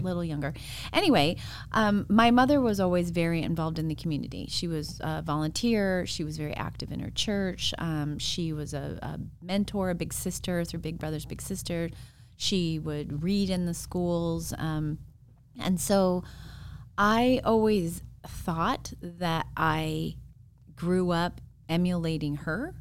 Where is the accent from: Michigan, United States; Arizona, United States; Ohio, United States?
Arizona, United States; Phoenix; I grew up in Arizona.